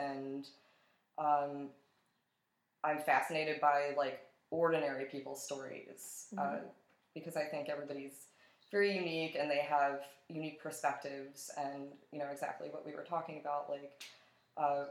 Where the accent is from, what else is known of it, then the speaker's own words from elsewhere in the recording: Atlantic City, New Jersey, United States; moved away as an adult; now in Buffalo, United States; I'm originally from Atlantic City, New Jersey, and I moved to Buffalo, New York 5 years ago